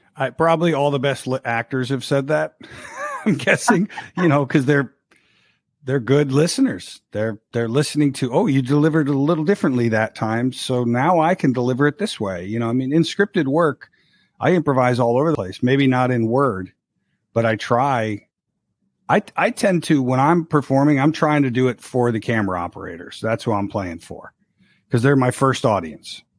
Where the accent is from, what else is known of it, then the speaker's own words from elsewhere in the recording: Florida, United States; moved away; also born or lived in Rochester, Minnesota / Chicago; I hail from Rochester, Minnesota, and then uh, grew up in Florida